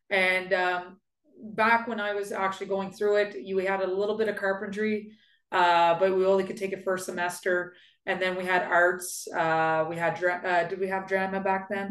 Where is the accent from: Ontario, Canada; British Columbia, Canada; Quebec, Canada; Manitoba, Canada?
Quebec, Canada; Shawville; also born or lived in Ottawa; I was born and raised in Shawville.